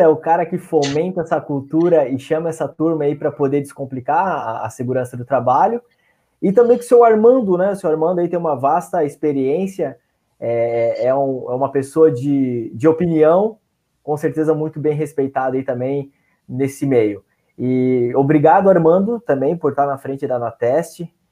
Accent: São Francisco do Sul, Santa Catarina, Brazil; now in Joinville, Brazil; sou natural de São Francisco do Sul, hoje resido em Joinville, Santa Catarina

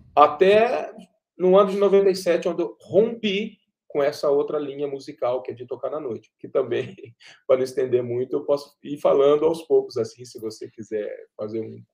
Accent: Pindamonhangaba, São Paulo, Brazil; moved away as an adult; now in Cachoeira Paulista, Brazil; eu sou de Pindamonhangaba, natural de Pindamonhangaba

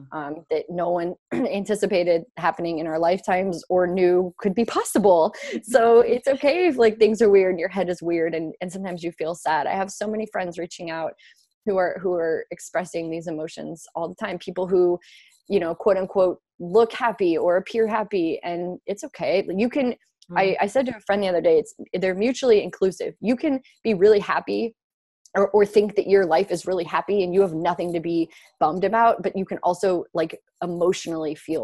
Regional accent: St. Louis, Missouri, United States; moved away as an adult; also born or lived in Columbia, Missouri; now in New York, United States; I'm from St. Louis, Missouri

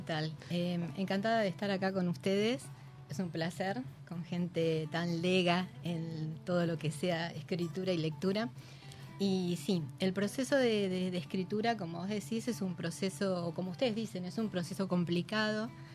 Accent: Chivilcoy, Buenos Aires Province, Argentina; yo soy de Chivilcoy

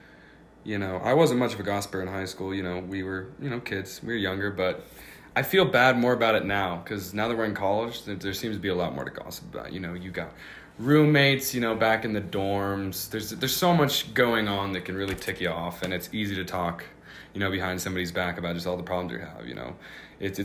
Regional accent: Seattle, Washington, United States; moved away as an adult; now in Montana, United States; I'm from Seattle, Washington, right near where Quinn's from, too

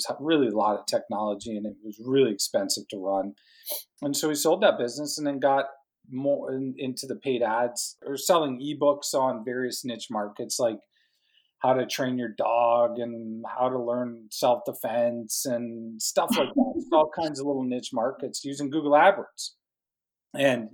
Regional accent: Calgary, Alberta, Canada; also born or lived in Edmonton, Canada; I'm from Canada, Calgary, Banff area in the Canadian Rockies, that kind of area right above Montana, basically.

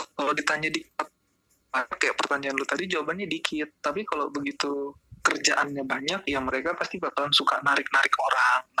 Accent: Serang, Banten, Indonesia; asal gue dari Serang, Banten.

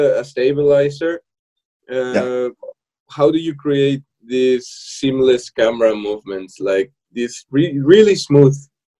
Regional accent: Mexico; now in Stuttgart, Germany; I'm well, Mexican, like Pablo, but I'm in Stuttgart, in Stuttgart.

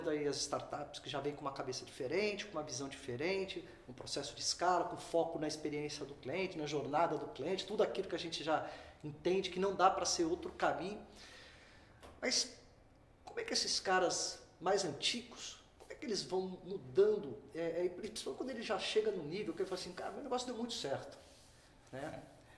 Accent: Rio Grande do Sul, Brazil; eu como um bom gaúcho já ia resolver um problemão.

